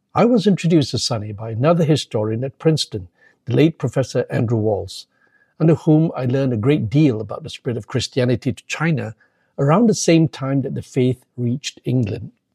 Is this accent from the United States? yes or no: no; Malaysia; moved away as an adult; also born or lived in London, United Kingdom; growing up in a Methodist family in Muslim majority Malaysia